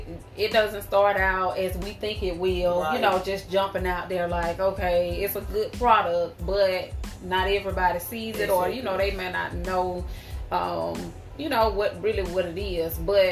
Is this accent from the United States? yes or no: yes; Tuskegee, Alabama, United States; I'm from Tuskegee, Alabama, born and raised.